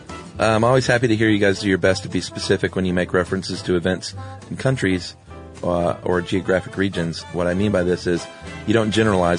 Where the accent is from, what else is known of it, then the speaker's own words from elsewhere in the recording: Ghana; now in United States; The reason for my reaction is that I've lived in the U.S. for 20 years, but I'm from Ghana.